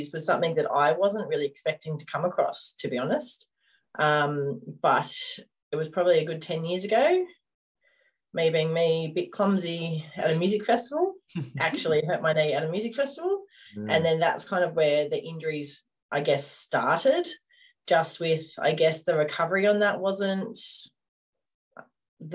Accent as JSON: {"language": "English", "town": "Coffs Harbour", "region": "New South Wales", "country": "Australia", "tie": "born or raised there", "said": "We grew up in Coffs Harbour"}